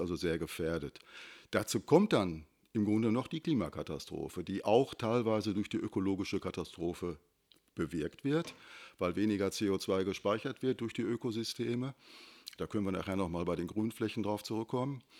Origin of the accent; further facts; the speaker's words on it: Unna, Bergkamen, Kamen area, North Rhine-Westphalia, Germany; now in Hattingen, Germany; Also ich komme aus der Gegend Unna, Berchkam, Kam. Äh, da war also richtig die, ja, die Steinkohle im Vordergrund, die Montanindustrie genauso vorherrschend wie hier in Hattingen auch.